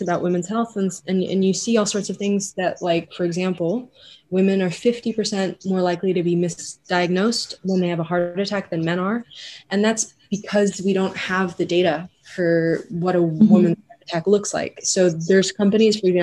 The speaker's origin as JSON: {"language": "English", "region": "Geneva", "country": "Switzerland", "said": "I'm a third year medical student at ETH and I'm originally from Geneva"}